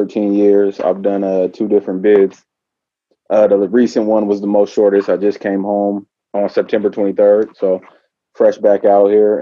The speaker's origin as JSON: {"language": "English", "region": "California", "country": "United States", "also_born_or_lived": "Oregon", "moved": "yes", "said": "I'm originally from California"}